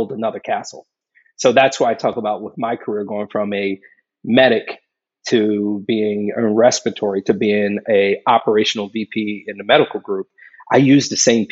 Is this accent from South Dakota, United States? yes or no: no; Philadelphia, Pennsylvania, United States; moved away; a kid growing up in a pretty rough neighborhood in Philadelphia